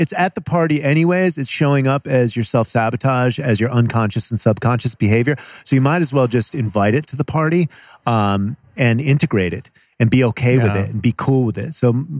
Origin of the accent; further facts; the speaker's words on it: Connecticut, United States; Connecticut. We grew up in Connecticut.